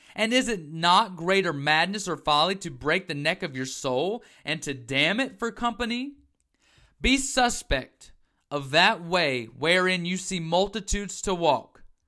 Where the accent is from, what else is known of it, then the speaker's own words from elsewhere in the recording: the South, United States; growing up in the South, as myself